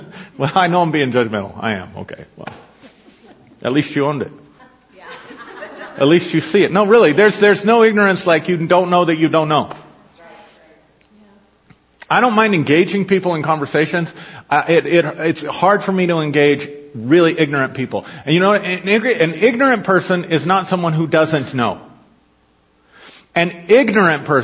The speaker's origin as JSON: {"language": "English", "country": "United States", "tie": "born or raised there", "said": "I was raised in a Christian nation"}